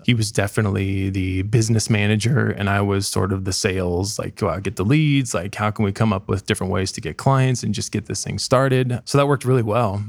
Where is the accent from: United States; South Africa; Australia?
United States; Dayton, Ohio; also born or lived in Columbus; I'm from Dayton originally. Um, I currently live there just to be closer to family.